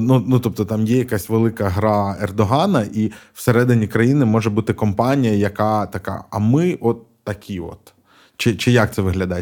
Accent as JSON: {"language": "Ukrainian", "region": "Mykolaiv Oblast", "country": "Ukraine", "also_born_or_lived": "Odesa", "moved": "yes", "said": "я сам з Миколаївщини"}